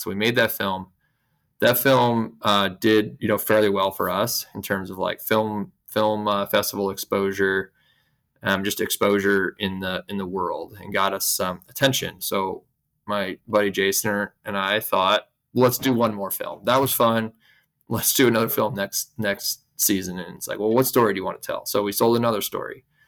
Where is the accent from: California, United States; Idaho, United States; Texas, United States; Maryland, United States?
Idaho, United States; I grew up here in Idaho, where I'm still based